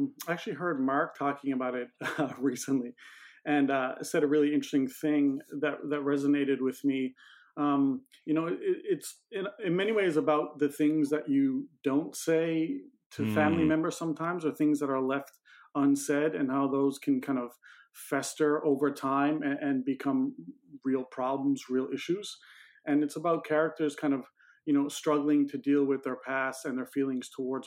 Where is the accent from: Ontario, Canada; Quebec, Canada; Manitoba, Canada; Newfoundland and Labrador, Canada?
Newfoundland and Labrador, Canada; now in Toronto, Canada; I'm in Toronto, and we're both originally from Newfoundland, Canada